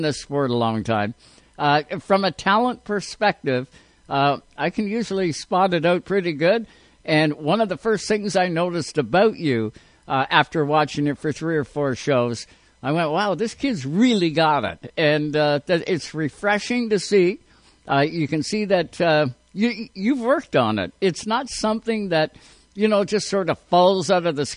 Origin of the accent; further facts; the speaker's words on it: Canada; we're Canadian.